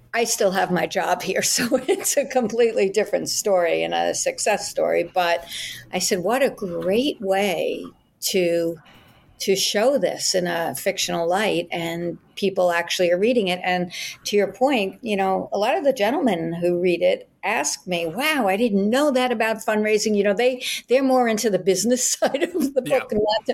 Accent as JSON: {"language": "English", "region": "New York", "country": "United States", "tie": "born or raised there", "moved": "as an adult", "lives_now": "Florida, United States", "said": "I'm an attorney from New York, which is where I grew up, born and raised Brooklyn"}